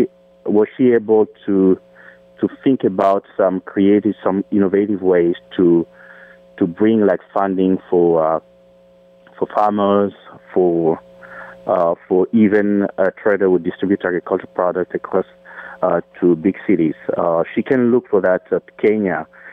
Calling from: Fairfax, Virginia, United States; I'm calling from Fairfax, Virginia.

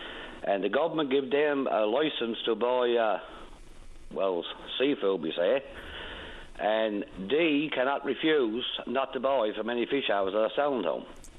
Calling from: Redhead Cove, Newfoundland and Labrador, Canada; I'm calling from Redhead Cove. I'm fishing at the Bady Bird.

